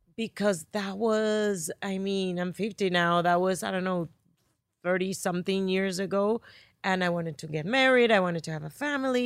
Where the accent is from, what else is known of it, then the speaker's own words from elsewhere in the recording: Barranquilla, Atlántico, Colombia; accent: Spanish; English is a second language; moved away as an adult; now in United States; from Barranquilla, Colombia.